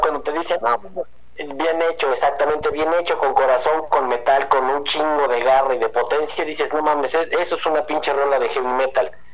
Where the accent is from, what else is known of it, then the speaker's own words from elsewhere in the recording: Tijuana, Baja California, Mexico; moved away; Yo viví en Tijuana un chingo de años. De hecho, nací en Tijuana